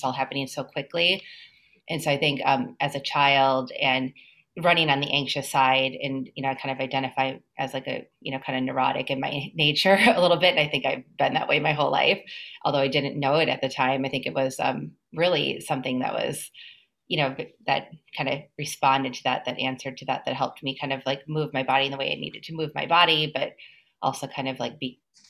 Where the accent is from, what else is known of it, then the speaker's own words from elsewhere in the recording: Minnesota, United States; moved away as an adult; now in New York, United States; I came to New York from Minnesota to go to graduate school at Columbia.